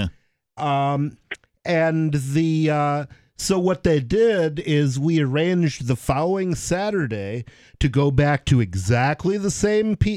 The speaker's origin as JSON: {"language": "English", "town": "Ann Arbor", "region": "Michigan", "country": "United States", "tie": "born or raised there", "moved": "as an adult", "said": "I grew up in Ann Arbor, Michigan"}